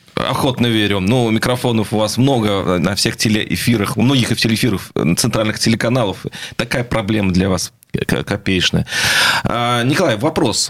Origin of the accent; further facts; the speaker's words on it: Saint Petersburg, Russia; now in Moscow, Russia; он родной для меня, потому что я в нем родился